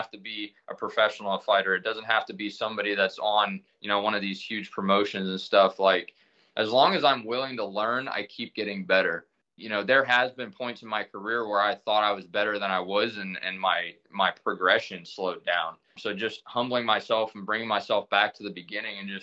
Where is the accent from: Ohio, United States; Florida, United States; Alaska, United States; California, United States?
Ohio, United States; Millersburg; I moved back to my hometown, and I went to open up a barber shop